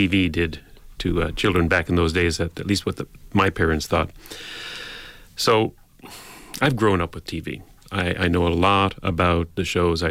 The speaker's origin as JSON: {"language": "English", "town": "St. John's", "region": "Newfoundland and Labrador", "country": "Canada", "tie": "born or raised there", "said": "I grew up in St. John's, Newfoundland"}